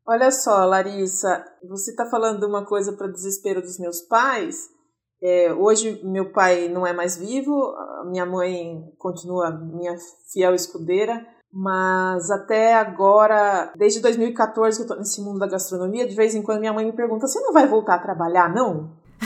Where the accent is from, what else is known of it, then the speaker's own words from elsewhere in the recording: Itu, São Paulo, Brazil; now in São Paulo, Brazil; eu moro em São Paulo, ah, mas nasci em Itu, já faz mais de 20 anos que eu moro aqui